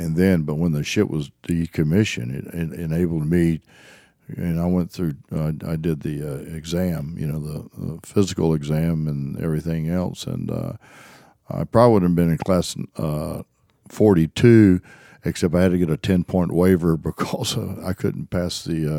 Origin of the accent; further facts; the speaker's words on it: South Carolina, United States; Well, we kind of lived out in the hills and in the foothills of the mountains, and my father was probably my greatest mentor or advisor before growing up out there in the hills.